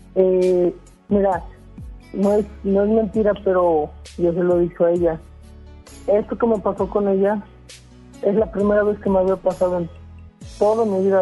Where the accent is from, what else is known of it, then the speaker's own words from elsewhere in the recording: Puebla, Mexico; moved away; los dos somos del estado de Puebla. Eh, nos conocimos allá